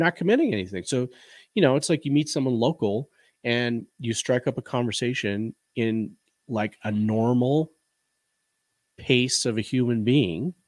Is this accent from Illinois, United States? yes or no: yes; Chicago, Illinois, United States; moved away as an adult; now in western Colorado, United States; we both were born and bred in the Chicagoland area and lived the majority of our lives there